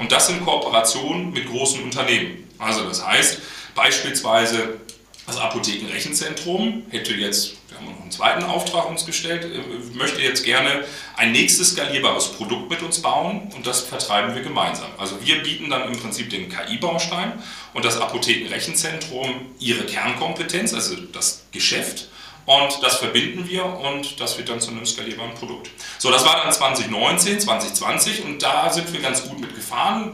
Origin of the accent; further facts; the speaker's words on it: Münster, North Rhine-Westphalia, Germany; moved away as an adult; also born or lived in Dortmund / Berlin; Ich bin gebürtiger Münsteraner. Ähm, also wirklich in Münster geboren, der einzige bei Kaitos, der aus Münster kommt.